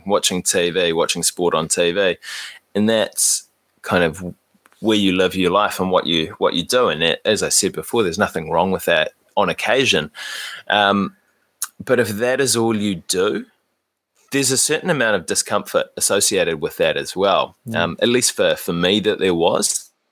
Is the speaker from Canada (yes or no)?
no; New Zealand; as Kiwi guys, that's something that is quite easy for us to understand